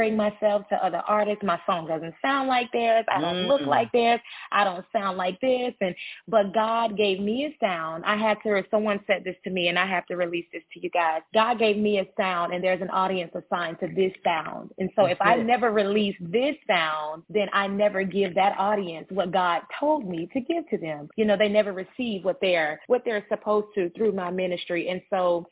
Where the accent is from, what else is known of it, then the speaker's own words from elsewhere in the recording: Charlotte, North Carolina, United States; from Charlotte, North Carolina, born and raised. I've been here my entire life